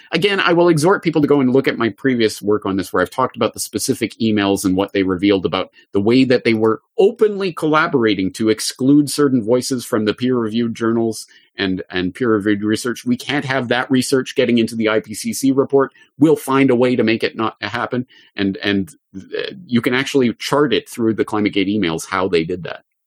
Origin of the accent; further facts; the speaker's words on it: Canada; me growing up in Canada in the public school system